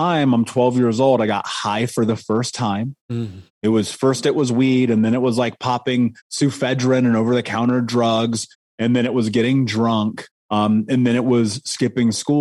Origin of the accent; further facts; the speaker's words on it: Indianapolis, Indiana, United States; I grew up in Indianapolis, in Indiana, in America, in the 80s